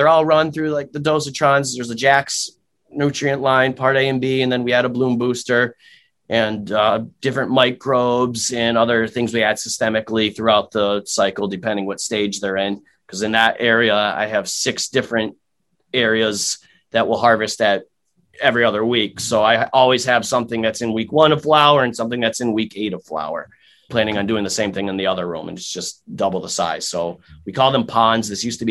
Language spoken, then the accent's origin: English; Massachusetts, United States; moved away as an adult; now in Connecticut, United States; I was originally from Massachusetts. I just moved down to Connecticut about six, seven months ago now